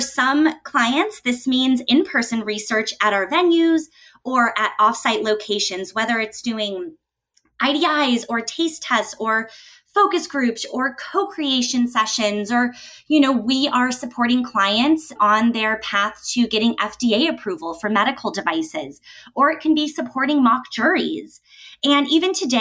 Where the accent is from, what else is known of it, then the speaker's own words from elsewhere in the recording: Denver, Colorado, United States; I was able to work as a client service specialist in my hometown of Denver with the Fieldwork team